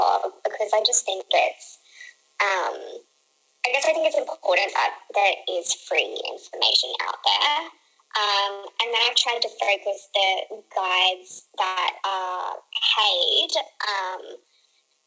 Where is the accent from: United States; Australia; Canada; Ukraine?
Australia; I'm Australian